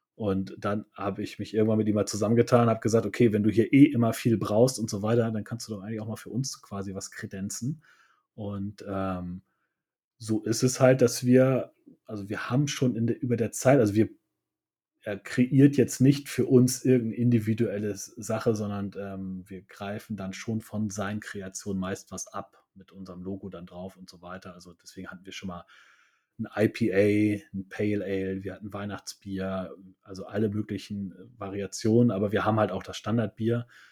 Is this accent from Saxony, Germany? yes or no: no; Hamburg, Germany